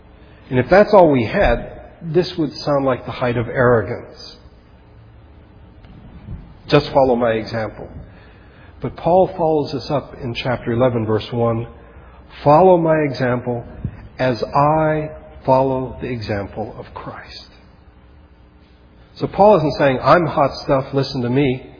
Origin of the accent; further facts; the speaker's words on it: Philippines; I remembered when growing up in the Philippines that occasionally my parents would get a letter from an old friend of theirs, either from the military, my parents were both in the army, or from Bible college, or from churches.